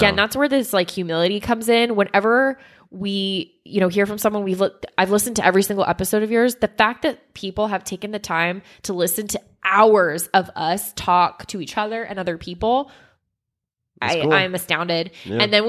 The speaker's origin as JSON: {"language": "English", "town": "Sacramento", "region": "California", "country": "United States", "said": "I'm from Sacramento, California, by the way. If you're ever out here, let me know."}